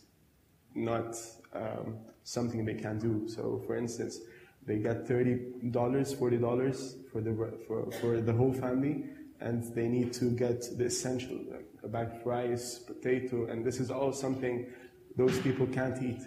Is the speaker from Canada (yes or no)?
no; Lebanon; now in Adelaide, Australia